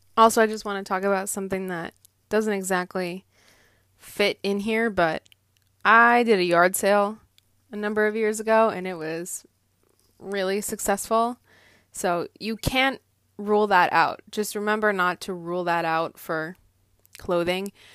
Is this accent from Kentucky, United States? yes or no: no; Andover, Massachusetts, United States; I grew up in Andover, Massachusetts